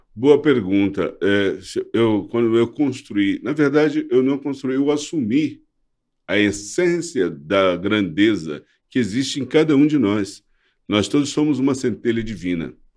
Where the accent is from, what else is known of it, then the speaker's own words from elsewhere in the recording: Brazil; Eu sou brasileiro, amo esse país, amo o meu povo